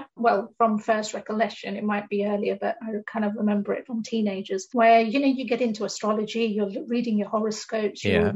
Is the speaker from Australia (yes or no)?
no; United Kingdom; my personal background is that I'm an Indian woman in the UK, and growing up, there's certain expectations that you have